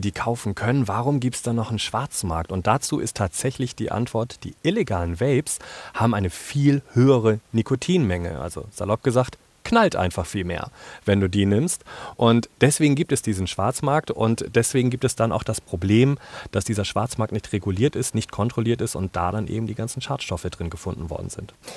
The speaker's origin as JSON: {"language": "German", "country": "Germany", "tie": "born or raised there", "said": "Ich bin in Deutschland aufgewachsen, zweisprachig"}